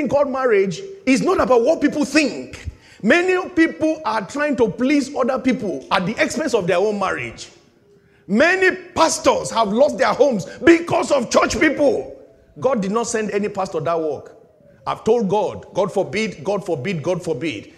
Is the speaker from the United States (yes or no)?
no; Nigeria; moved away; In my home country